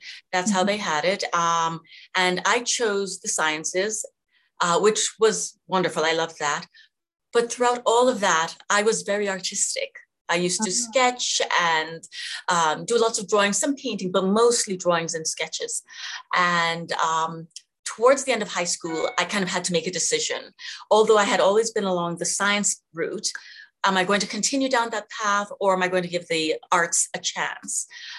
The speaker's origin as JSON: {"language": "English", "country": "Jamaica", "tie": "born or raised there", "said": "I was born in Jamaica. Mm-hmm. And have fond memories. Went to high school there, actually."}